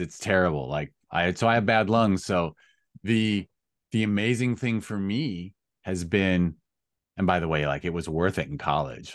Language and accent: English; United States; I am an American